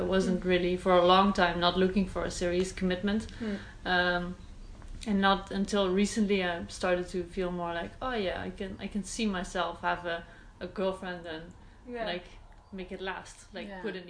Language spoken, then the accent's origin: English; Netherlands; English is a second language; moved away as an adult; also born or lived in New York / Poland / Ireland; Okay, so I grew up in the Netherlands, and I moved away for my first internship when I was, I think, 21, 22. And I lived in New York for 6 months.